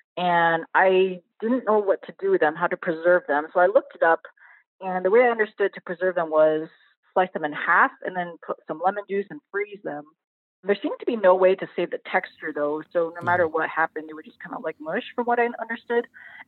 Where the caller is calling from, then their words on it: Albany, New York, United States; I'm calling from Albany, New York.